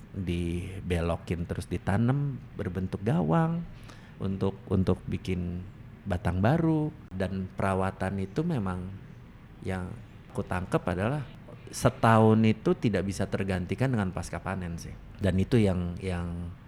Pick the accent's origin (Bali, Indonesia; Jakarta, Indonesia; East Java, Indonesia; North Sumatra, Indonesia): East Java, Indonesia; Banyuwangi; Aku itu dari Banyuwangi, Mas.